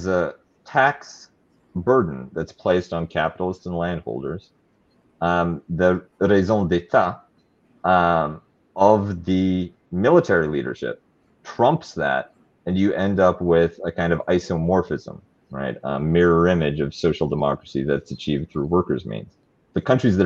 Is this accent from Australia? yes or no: no; Canada; I'm a Canadian